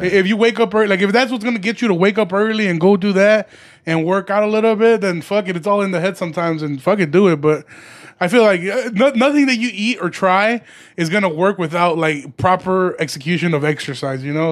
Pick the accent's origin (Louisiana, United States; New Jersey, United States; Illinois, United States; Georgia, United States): Illinois, United States; Aurora; also born or lived in Chicago; I was born in Chicago, but I claim Aurora